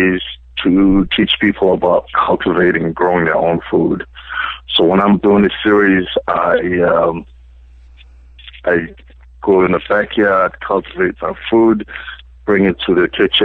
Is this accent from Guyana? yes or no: no; South Africa; moved away as an adult; now in United States; I grew up in South Africa. I was born and brought up in South Africa